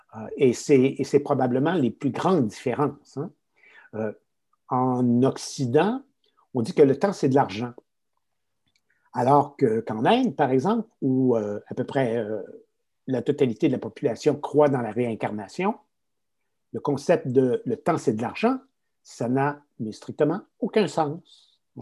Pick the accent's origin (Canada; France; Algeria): Canada; Quebec; accent: Québécois; je suis un Québécois, hein, ça se notera peut-être à mon accent